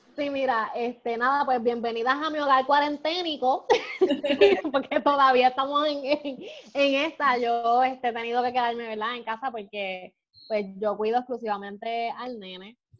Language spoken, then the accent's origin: Spanish; Puerto Rico; Como somos los puertorriqueños, más vivos